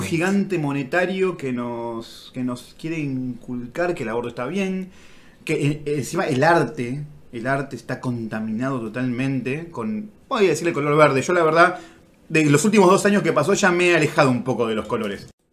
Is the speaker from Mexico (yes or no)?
no; Argentina; Somos argentinos